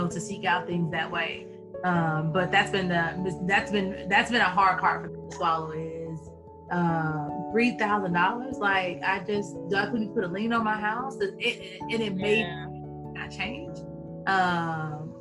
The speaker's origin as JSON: {"language": "English", "region": "Texas", "country": "United States", "tie": "born or raised there", "said": "born and raised in Texas"}